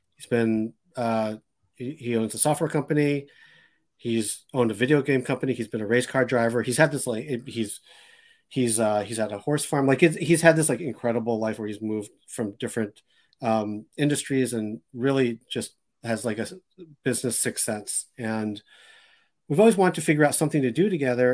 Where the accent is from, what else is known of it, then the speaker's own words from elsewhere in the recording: Boston, Massachusetts, United States; also born or lived in Randolph; I grew up in, in Boston